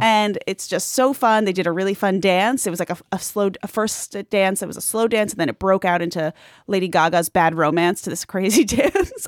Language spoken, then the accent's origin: English; Long Island, New York, United States; I grew up on Long Island where I had a bar mitzvah